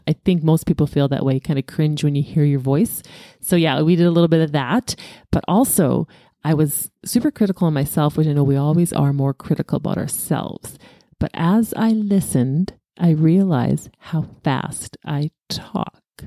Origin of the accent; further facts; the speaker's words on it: Alberta, Canada; born at six A M, but in Alberta